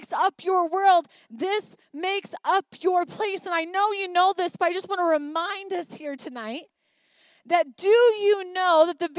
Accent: Highland, Michigan, United States; moved away as an adult; growing up in a small town in Highland, Michigan.

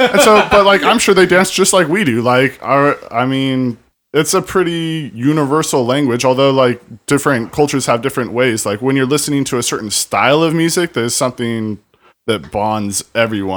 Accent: Lake Elsinore, California, United States; I grew up in, like, Elsinore

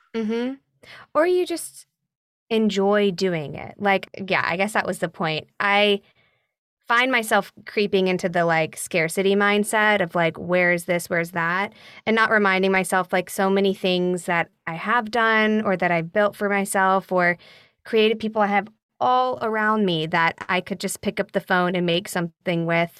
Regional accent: Nashville, Tennessee, United States; moved away as an adult; also born or lived in Chapel Hill, North Carolina; now in New York, United States; I did regional theater growing up in Nashville

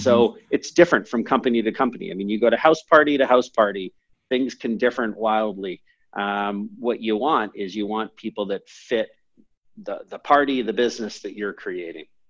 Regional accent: Canada; also born or lived in San Francisco, United States / England; i was born in san francisco i moved to canada when i was seven or eight

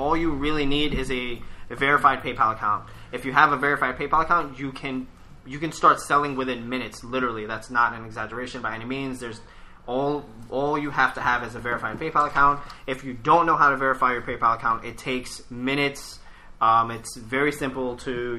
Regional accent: New York, United States; As a New Yorker

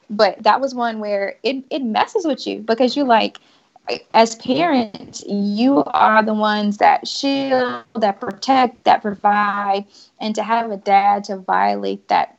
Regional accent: the South, United States; Like I said, I'm from the South, so I'm overly friendly by default.

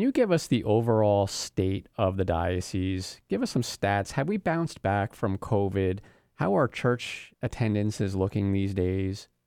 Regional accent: New York, United States; now in Florida, United States; I'm from New York

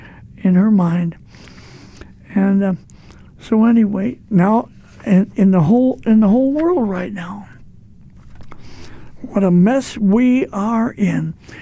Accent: East St. Louis, Illinois, United States; I'm from East St. Louis

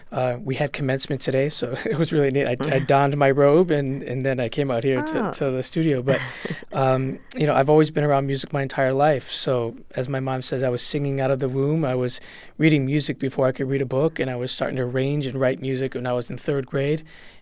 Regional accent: Puerto Rico; now in Springfield, United States; And when I came from Puerto Rico, music was always very important and prominent in my life as a family, and obviously growing up in that community of the Latinos and Boricuas.

